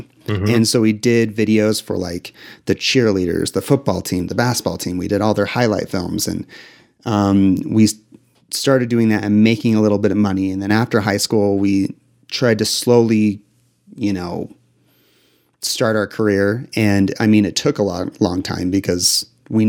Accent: Utah, United States; I grew up in Utah

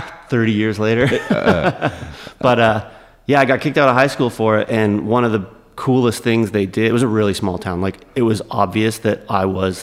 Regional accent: Grimsby, Ontario, Canada; I grew up like an hour outside of Toronto, a small town called Grimsby.

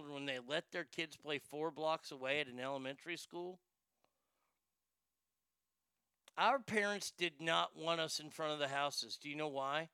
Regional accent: Dallas, Texas, United States; also born or lived in Garland, Texas; I was born in Garland, lived in Garland growing up until second grade. And in second grade, next 4 or 5 years, 6 years, was in Dallas and then came back to Garland

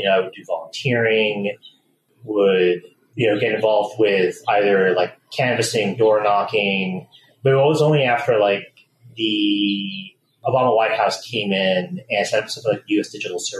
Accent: Canada; moved away as an adult; also born or lived in California; now in Boston, United States; I grew up in Canada. Wound up really loving Canada itself, but my family wanted to live in the States long term. So when they moved down to California after I finished high school, I chose to go to school in Boston

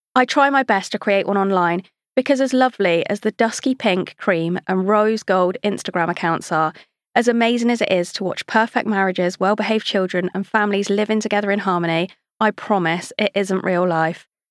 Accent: Devon, South West England, United Kingdom; I was born in Devon to a set of Mancunian parents

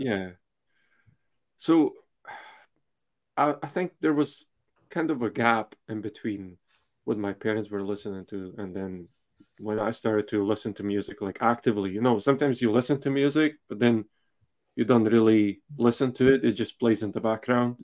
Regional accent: Slovakia; moved away; I'm from Slovakia originally, so eh, when I was growing up, it was still communism.

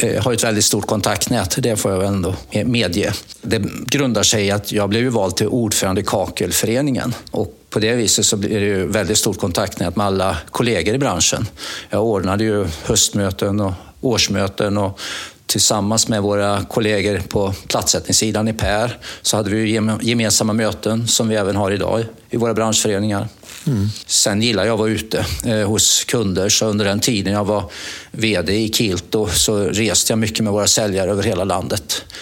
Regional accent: Mariestad, Västra Götaland, Sweden; moved away; det började med att jag flyttade upp från Mariestad för eh, det är 42 år sedan, så det är några år sedan.

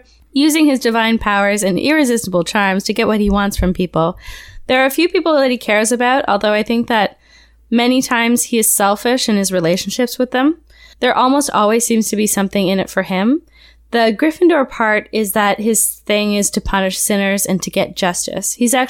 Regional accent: Canada

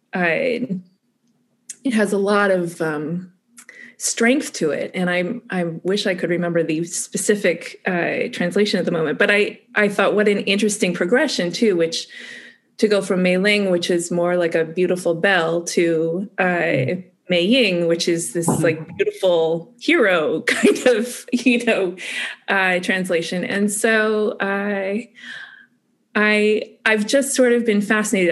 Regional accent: United States; especially as an American

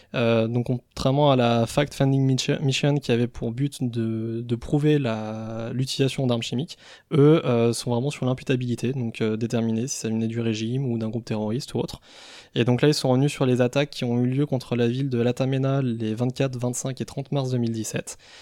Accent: Savoy, Auvergne-Rhône-Alpes, France; ce sont mes, origines qui me rappellent à l'ordre en cas d'apocalypse zombie, parce que je, je suis savoyard

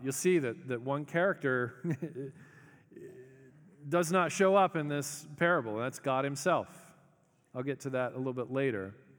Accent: the South, United States; we're polite 'cause we're from the South

